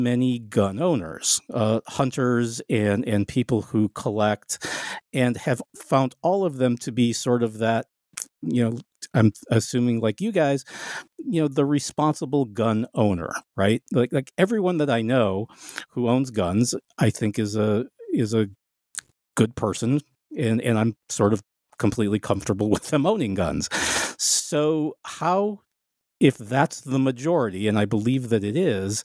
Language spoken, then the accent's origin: English; Detroit, Michigan, United States; I grew up in Detroit.